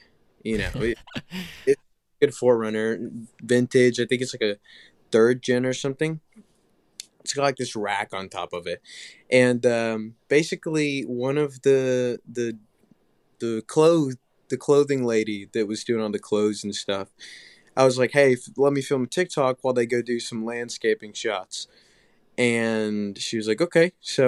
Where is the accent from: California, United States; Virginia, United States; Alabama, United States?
Alabama, United States; Tuscaloosa; And then I live in Tuscaloosa. I'm from Tuscaloosa. Grew up there all my Alabama.